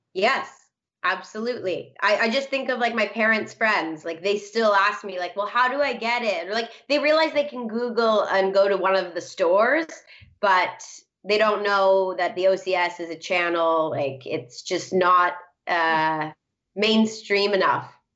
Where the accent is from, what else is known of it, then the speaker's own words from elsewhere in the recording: Toronto, Ontario, Canada; also born or lived in Cambodia / South Korea; I grew up in Toronto in Thornhill, right near you